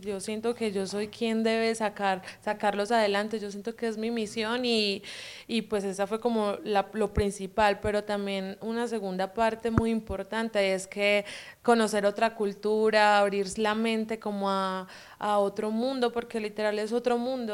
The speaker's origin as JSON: {"language": "Spanish", "town": "Quimbaya", "region": "Quindío", "country": "Colombia", "tie": "born or raised there", "also_born_or_lived": "Villavicencio, Meta, Colombia", "accent": "paisa", "moved": "as an adult", "lives_now": "Guadalajara, Mexico", "said": "yo crecí ahí, pero nací en Villavicencio Meta, es en los llanos orientales, un poquito lejitos de ahí del Quindío, pero pues el Quindío son mis raíces, es donde crecí."}